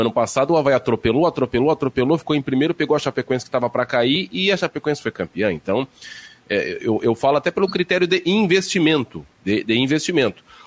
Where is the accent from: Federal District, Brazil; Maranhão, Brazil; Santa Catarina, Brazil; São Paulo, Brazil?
Santa Catarina, Brazil; also born or lived in Rio Grande do Sul / Paraná; sou catarinense em Santa Catarina